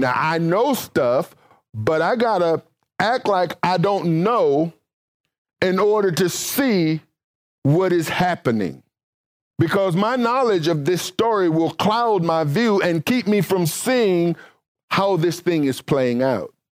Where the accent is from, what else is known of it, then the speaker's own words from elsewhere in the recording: Mississippi, United States; I'm from Mississippi